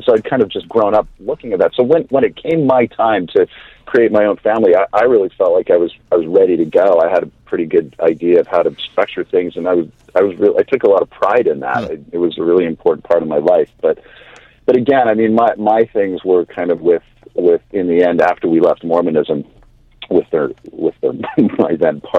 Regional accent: Washington, United States; I spent part of the time I grew up was in Washington, and we would kind of go up there.

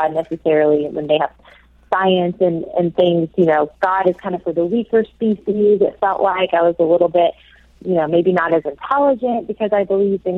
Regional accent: the South, United States; also born or lived in Oxford, England; I'm from the South and have always kind of lived in the Bible Belt of the U.S., as it's called.

